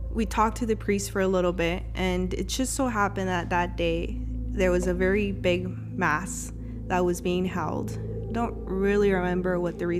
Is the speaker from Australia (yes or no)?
no; El Salvador; moved away; growing up in El Salvador